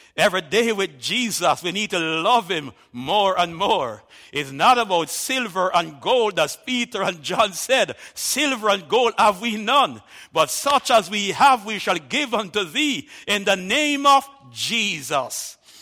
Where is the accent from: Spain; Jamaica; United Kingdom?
Jamaica